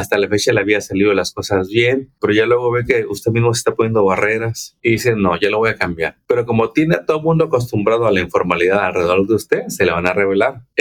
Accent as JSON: {"language": "Spanish", "country": "Mexico", "moved": "as an adult", "said": "tengo mucha experiencia, vengo de México, pero acá no sé cómo hacerle."}